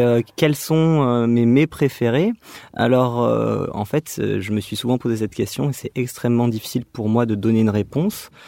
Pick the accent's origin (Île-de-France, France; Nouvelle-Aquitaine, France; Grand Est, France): Nouvelle-Aquitaine, France; Dax; now in Bordeaux, France; Je viens plutôt euh, des Landes, de Dax. Mais euh, je, comment dire, j'exerce encore à Bordeaux et je souhaite redescendre de là où je viens